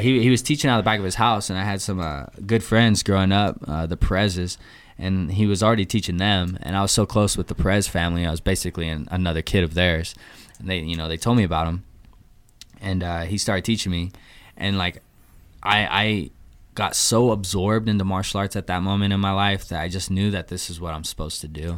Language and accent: English; Boise, Idaho, United States; also born or lived in Provo, Utah; I'm a Boise native. Um, I grew up here